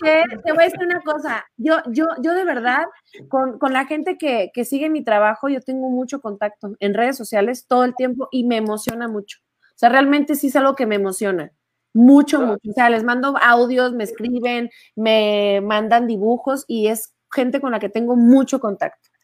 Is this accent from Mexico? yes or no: yes; northern Mexico, Mexico; Así somos los norteños